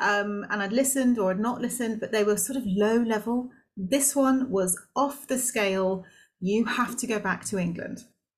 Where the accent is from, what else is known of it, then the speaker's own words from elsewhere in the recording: Singapore; also born or lived in Malaysia; I was born in Malaysia, brought up in Singapore, so I had an expat upbringing, which was amazing.